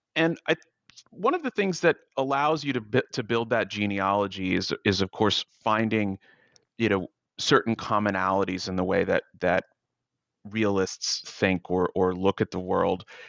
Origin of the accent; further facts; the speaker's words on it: United States; as an American